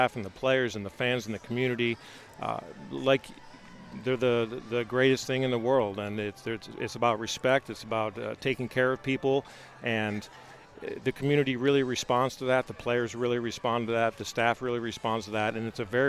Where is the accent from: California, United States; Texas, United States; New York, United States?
New York, United States; Buffalo; now in Las Vegas, United States; I'm from Buffalo